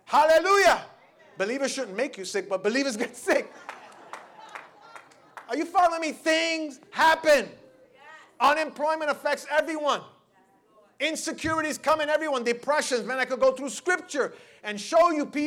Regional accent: New York City, New York, United States; I grew up in the Lower East Side

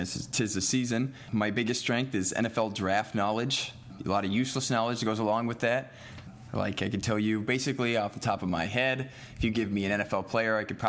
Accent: Los Angeles, California, United States; now in Chicago, United States; since I did not have a team growing up in Los Angeles

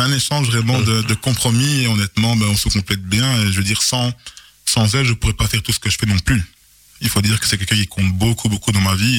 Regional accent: Charleroi, Wallonia, Belgium; Je suis originaire du Congo, mais je suis né en Belgique. Donc je suis vraiment euh, belge à 150%.

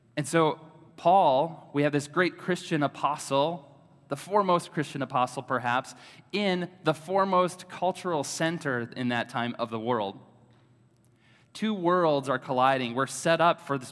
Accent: Oshkosh, Wisconsin, United States; also born or lived in Madison, Wisconsin; I grew up in Oshkosh, Wisconsin. So I'm a native Wisconsin-ite.

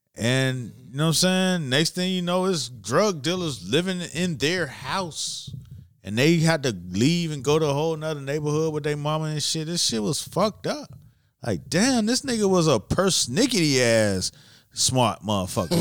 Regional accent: Miami, Florida, United States; I'm from Miami

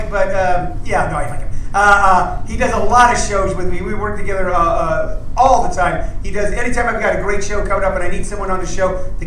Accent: Guatemala; also born or lived in Los Angeles, United States; now in United States; I was born in Guatemala.

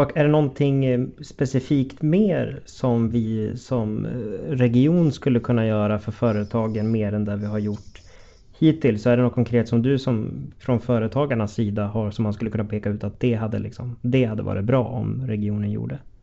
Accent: Gävleborg County, Sweden; vi i Gävleborg, vi har ju två landskap

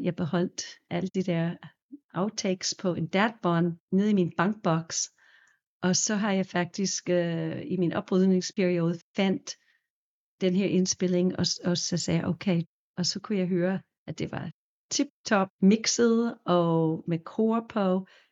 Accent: New York, United States; Danish is a second language; now in Denmark; også fra New York oprindeligt

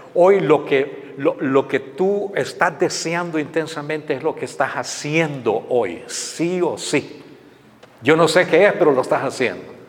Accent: Honduras; moved away as an adult; also born or lived in San Pedro Sula, Honduras; now in United States; mi país, en Honduras

